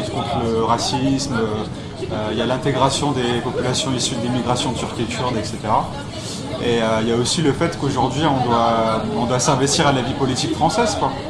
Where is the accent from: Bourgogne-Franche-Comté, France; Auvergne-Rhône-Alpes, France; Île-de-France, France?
Île-de-France, France; Paris; born there; euh, j'ai 24 ans. je suis né ici à Paris, dans le 93